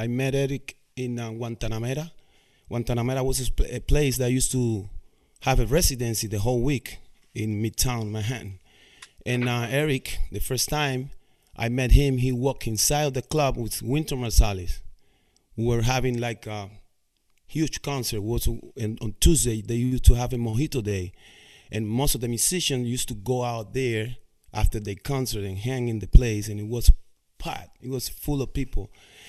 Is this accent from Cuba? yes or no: yes; Cuba; moved away; that I didn't know when I came from Cuba in 1998.